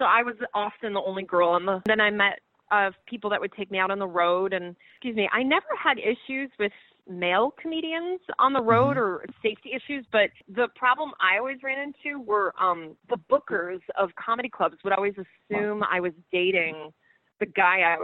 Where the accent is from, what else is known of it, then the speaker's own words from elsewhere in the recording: Rochester, New York, United States; moved away as an adult; also born or lived in Los Angeles; I grew up freezing cold in Rochester